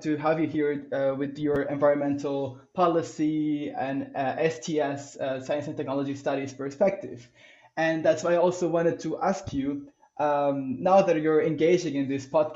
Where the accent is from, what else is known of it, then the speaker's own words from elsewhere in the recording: Colombia; moved away; also born or lived in The Hague, Netherlands; I come from a developing country, I come from Colombia